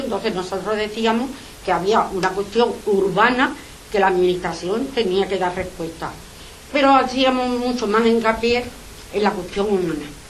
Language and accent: Spanish; Seville, Andalusia, Spain; Nosotros somos vecinos de Sevilla para los que pagamos los impuestos